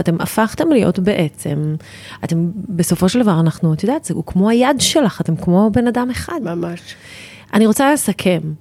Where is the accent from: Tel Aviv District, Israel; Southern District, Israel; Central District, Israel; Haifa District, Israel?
Tel Aviv District, Israel; Tel Aviv; moved away as an adult; now in Ramat HaSharon, Israel; אני הייתי ילדה תל אביבית, גדלתי בתל אביב